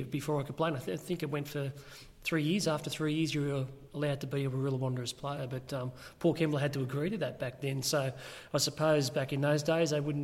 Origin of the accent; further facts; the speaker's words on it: Windang, New South Wales, Australia; grew up in Windang.